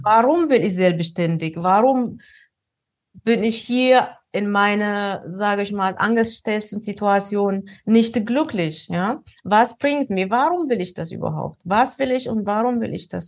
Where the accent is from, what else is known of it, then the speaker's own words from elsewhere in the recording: Ethiopia; moved away; Ich bin, ähm, aus Ostafrika, in Äthiopien bin ich geboren